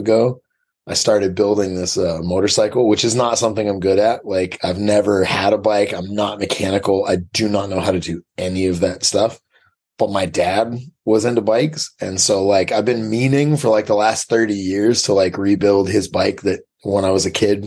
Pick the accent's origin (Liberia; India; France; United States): United States; Portland, Maine; Portland, Maine.